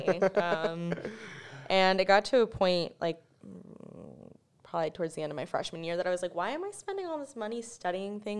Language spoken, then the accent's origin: English; New York, United States; I'm from New York